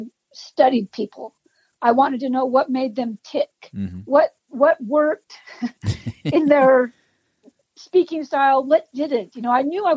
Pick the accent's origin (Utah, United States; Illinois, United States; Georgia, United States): Utah, United States; Salt Lake City; moved away as an adult; now in Idaho, United States; I grew up in Salt Lake City, Utah